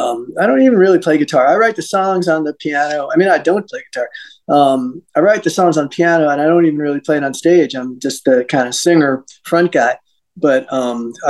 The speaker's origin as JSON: {"language": "English", "area": "Westchester County", "region": "New York", "country": "United States", "tie": "born or raised there", "also_born_or_lived": "Los Angeles", "moved": "as an adult", "said": "I grew up in Westchester County, is right outside New York City"}